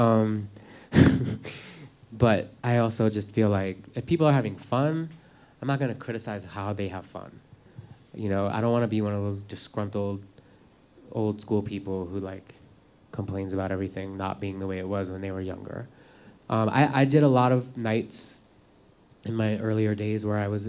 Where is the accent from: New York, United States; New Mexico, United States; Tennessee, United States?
New York, United States; New York City; I'm from Manhattan